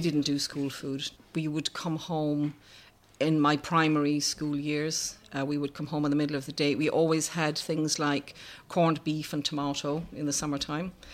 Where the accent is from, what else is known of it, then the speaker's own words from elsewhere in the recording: Ireland; I was brought up in Ireland in the seventies